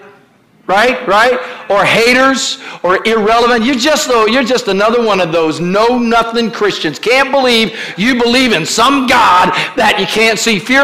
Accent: Kentucky, United States; I was raised in Kentucky

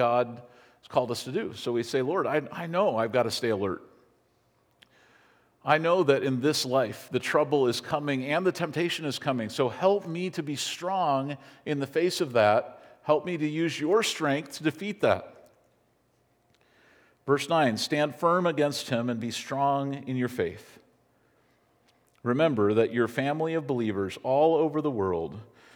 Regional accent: United States

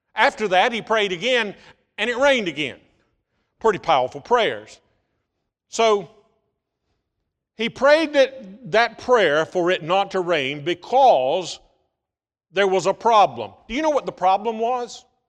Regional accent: United States; back in nineteen seventy-five, I was graduating from Bryan County High School.

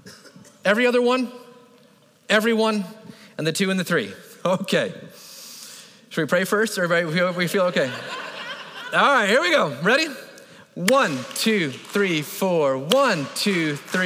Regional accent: Florida, United States; I grew up in Florida

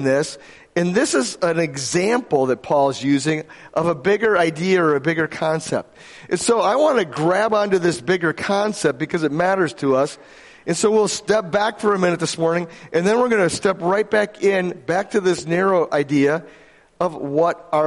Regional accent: Grand Rapids, Michigan, United States; I was from Grand Rapids, Michigan, which I happened to be born there.

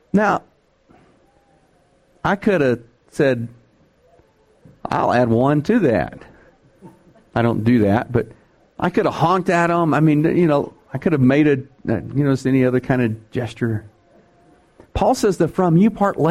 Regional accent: Texas, United States; I'm from Texas

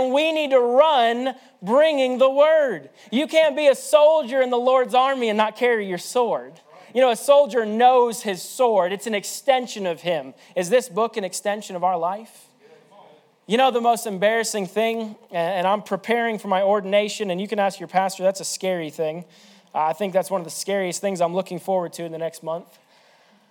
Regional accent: Indiana, United States; I'm from Indiana

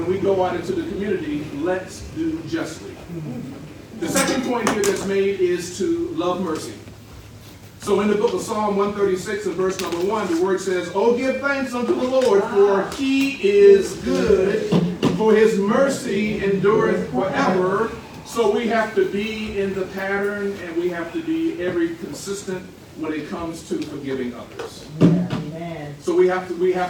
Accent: Richmond, United States; moved away; my hometown of Richmond

